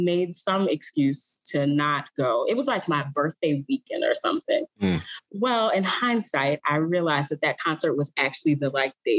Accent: New Orleans, Louisiana, United States; I'm from New Orleans

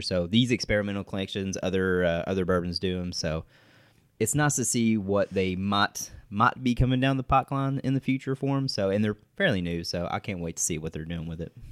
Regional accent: West Liberty, Kentucky, United States; I'm from West Liberty, so it's a thirty-minute drive down the road

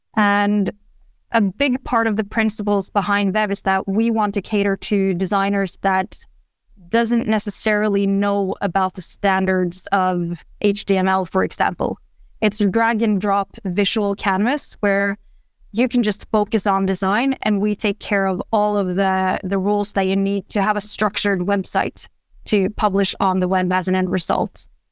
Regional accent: Norway; also born or lived in Oslo; I'm from Norway.

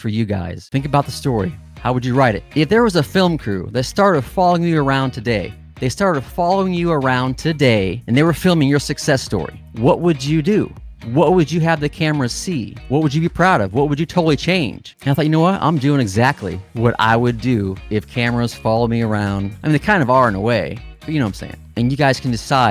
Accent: Midwest, United States; growing up in the Midwest

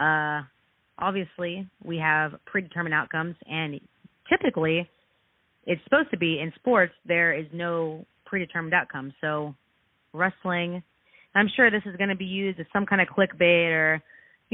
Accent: Texas, United States; I'm actually from Texas

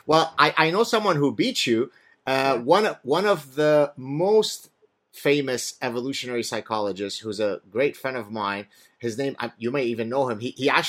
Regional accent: Canada; and even as a Canadian, that I had the capacity to make.

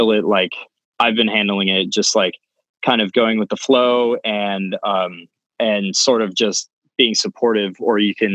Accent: Alamo, California, United States; moved away as an adult; also born or lived in Danville, California; now in Santa Barbara, United States; I can't call my hometown my hometown. And I think that was kind of a realization that I struggled with, because I was raised there. I grew up there

